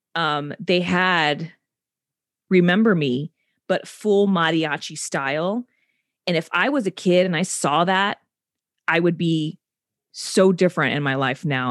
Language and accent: English; South Texas, United States; moved away; I'm from Bordertown, South Texas